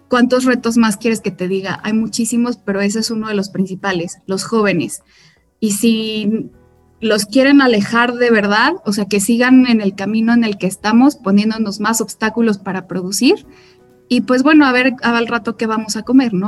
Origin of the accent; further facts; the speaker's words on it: Mexico; soy ganadera mexicana, soy quinta generación